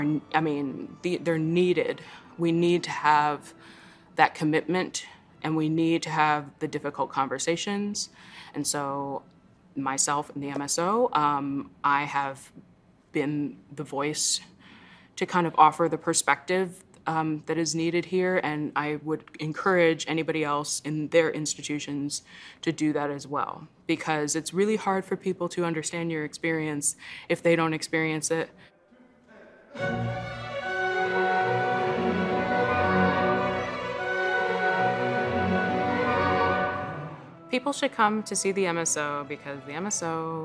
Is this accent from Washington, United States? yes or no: no; New York City, New York, United States; now in Milwaukee, United States; I grew up in New York City.